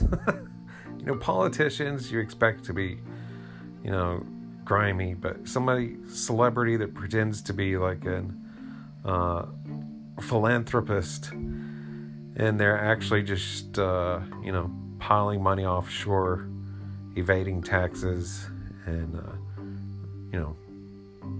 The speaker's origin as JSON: {"language": "English", "town": "Asheville", "region": "North Carolina", "country": "United States", "tie": "born or raised there"}